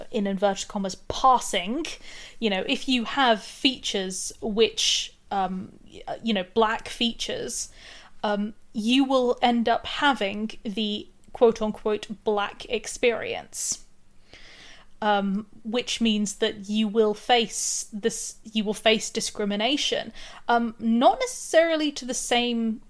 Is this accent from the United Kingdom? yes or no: yes; United Kingdom; now in Sussex, United Kingdom; I'm in Sussex. and I'm British